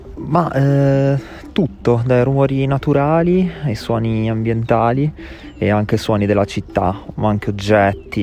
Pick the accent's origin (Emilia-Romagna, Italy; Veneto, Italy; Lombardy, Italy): Emilia-Romagna, Italy; Ravenna; moved away as an adult; also born or lived in Berlin, Germany; now in Bologna, Italy; Vengo da Ravenna, eh, ho un po' girovagato, ho fatto l'università fuori, ho vissuto a Berlino per un po' di anni e sono approdato a Bologna.